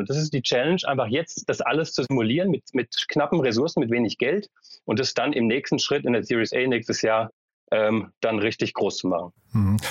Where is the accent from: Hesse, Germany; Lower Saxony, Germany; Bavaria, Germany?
Hesse, Germany; Frankfurt; also born or lived in Berlin; ich komme selbst aus Frankfurt